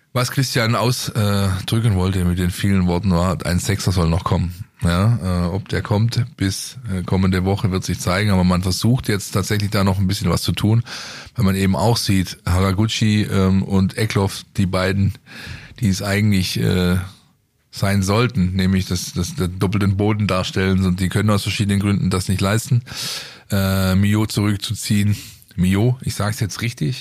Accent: Stuttgart, Baden-Württemberg, Germany; für mich als Stuttgarter

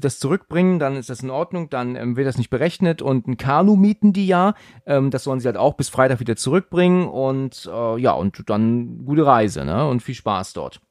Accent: Husum, Schleswig-Holstein, Germany; moved away; ich bin ja aus ähm, Husum ursprünglich. Ich bin ja Norddeutscher auch

